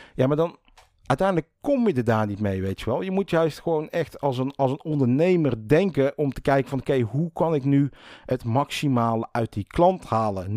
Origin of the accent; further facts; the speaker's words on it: 's-Hertogenbosch, North Brabant, Netherlands; also born or lived in Rosmalen; ik kom zelf uit Den Bosch